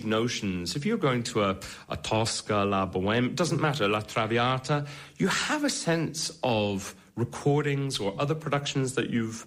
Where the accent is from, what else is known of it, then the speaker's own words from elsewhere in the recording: Connemara, Connacht, Ireland; I'm a baritone from Connemara